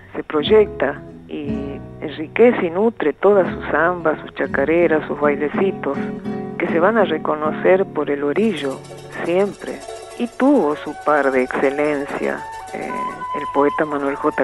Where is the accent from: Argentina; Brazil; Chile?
Argentina; Salta; nací en Salta.